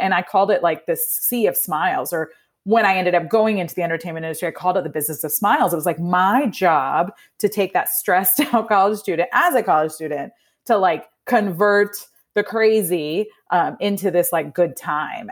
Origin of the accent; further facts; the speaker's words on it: Indiana, United States; moved away as an adult; also born or lived in New Jersey; now in Atlanta, United States; I was actually born in New Jersey, um, but then we moved to Indiana when I was about three, So I really claim Indiana's, eh, 'cause it's where I grew up.